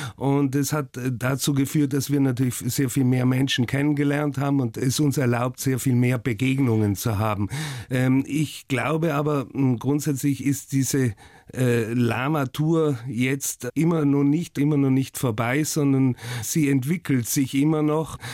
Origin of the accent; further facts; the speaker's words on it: Oberbozen, Trentino-Alto Adige, Italy; also born or lived in Hamburg; geprägt haben mich die Jugend in Südtirol